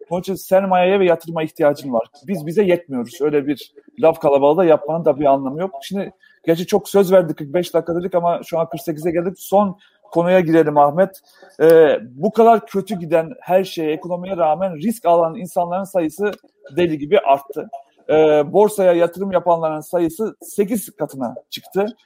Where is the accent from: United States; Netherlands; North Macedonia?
North Macedonia; born there; Ben e, Yugoslavya'da doğdum. şu an Makedonya'da doğdum. Makedonya'da genç yoktur abi.